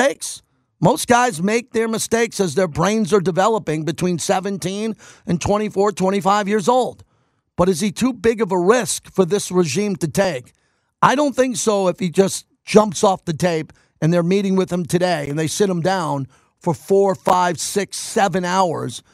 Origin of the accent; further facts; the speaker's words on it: New York, United States; now in Las Vegas, United States; I'm from New York